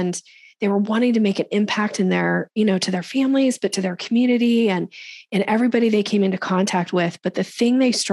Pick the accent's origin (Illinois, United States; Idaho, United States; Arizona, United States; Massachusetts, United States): Idaho, United States; Boise; moved away as an adult; also born or lived in Seattle area, Washington; I grew up in Boise, Idaho.